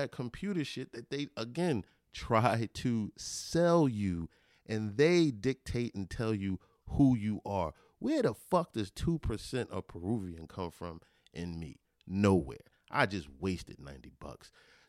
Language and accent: English; Belize; I'm from Belize.